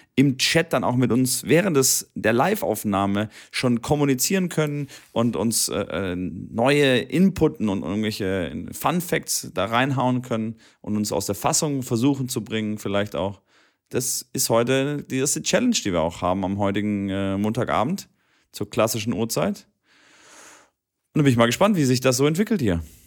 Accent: near Stuttgart, Baden-Württemberg, Germany; Stuttgart ist ja einer meiner quasi nahe meiner Heimatstadt

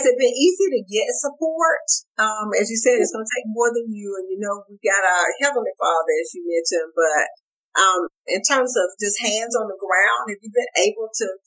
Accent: Augusta, Georgia, United States; moved away as an adult; also born or lived in Charlotte, North Carolina; I was born and raised in Augusta and now I've been back since 2014

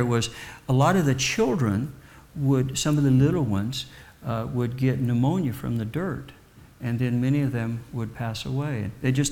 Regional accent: Kansas, United States; moved away; I was raised in the Midwest in Kansas

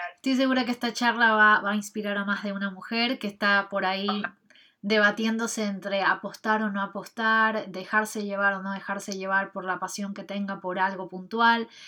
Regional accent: Ecuador; estuve así también 3, 4 años dictando clases de danza en mi país, en Ecuador

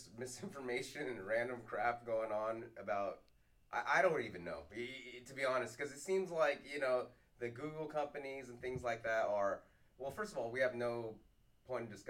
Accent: Monterey Park, California, United States; I'm born in Monterey Park

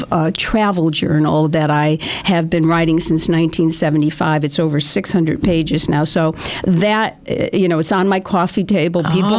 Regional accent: Waterbury, Connecticut, United States; now in Litchfield, United States; When I was a young girl growing up in Waterbury

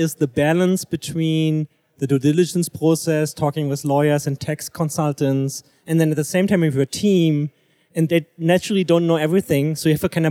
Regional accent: Germany; moved away as an adult; also born or lived in Stuttgart, Germany; now in Seattle, United States; I'm from Germany.

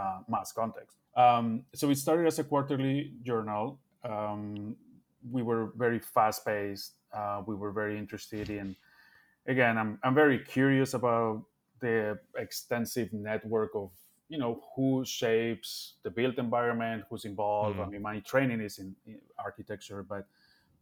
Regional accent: Bilbao, Basque Country, Spain; moved away as an adult; also born or lived in Barcelona, Spain; now in Chicago, United States; I grew up in Bilbao, but I studied architecture in Barcelona, as Bilbao didn't have an architecture school. So I moved there when I was 18

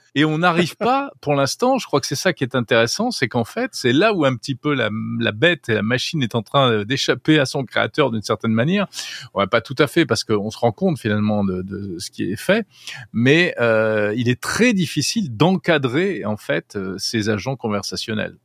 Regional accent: France; chez nous en France

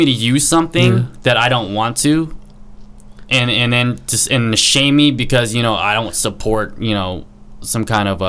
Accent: San Francisco, California, United States; Growing up in San Francisco.

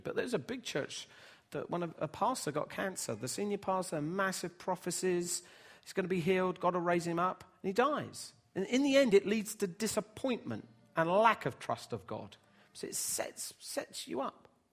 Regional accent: Bedford, East of England, United Kingdom; when I was growing up in Bedford

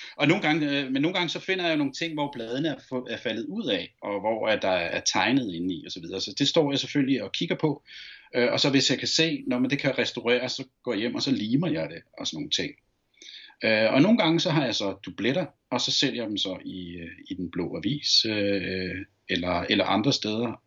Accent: Copenhagen, Capital Region of Denmark, Denmark; da jeg voksede op på Ammerbrogade

